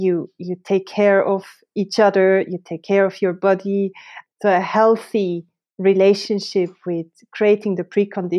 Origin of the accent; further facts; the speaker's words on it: Switzerland; I grew up in Switzerland, close to the mountains, and nature had always a very special place in my life.